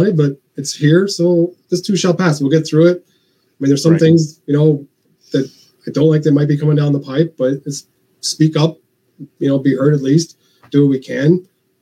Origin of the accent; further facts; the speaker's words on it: Chicago, Illinois, United States; I'm from Chicago